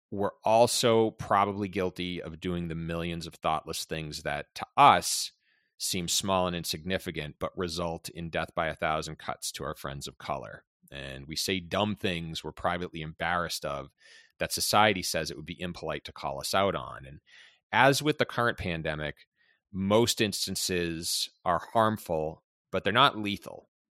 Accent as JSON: {"language": "English", "town": "Boston", "region": "Massachusetts", "country": "United States", "tie": "born or raised there", "said": "born and raised in Boston, especially being Boston Irish"}